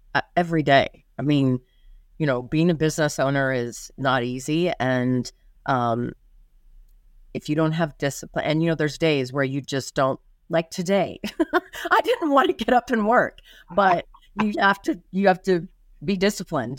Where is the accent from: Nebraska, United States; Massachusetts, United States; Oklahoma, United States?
Nebraska, United States; Lincoln; moved away as an adult; also born or lived in Ashland, Nebraska; now in Las Vegas, United States; I, uh, was born in Lincoln, but I lived in Ashland until second grade, and then, uh, my mom moved myself and my two sisters up to Lincoln. Um, And I lived in Lincoln through college